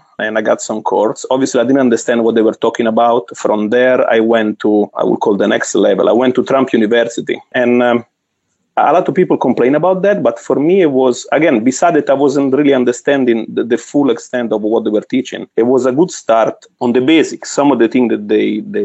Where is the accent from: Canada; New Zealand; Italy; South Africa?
Italy; Florence, Tuscany; English is a second language; moved away as an adult; now in New Jersey, United States; So now I'm in Jersey, from Florence, Italy